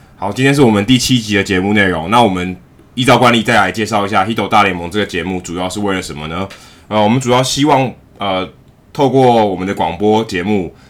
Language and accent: Chinese; Taiwan; 我们因为身在台湾，然后我们，我跟Jackie其实是土生土长的台湾人